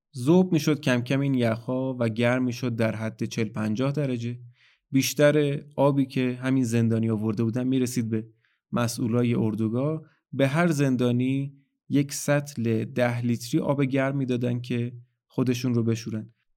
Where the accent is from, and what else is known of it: Iran